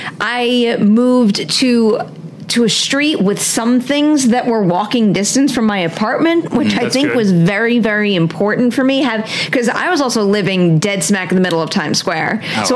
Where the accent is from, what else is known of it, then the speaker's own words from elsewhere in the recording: Long Island, New York, United States; moved away as an adult; now in Los Angeles, United States; I am from Long Island, New York. I grew up in the same house in the same neighborhood that my father grew up in. So we went to the same high school and everything. And then I never left New York. I moved to New York City and I stayed there.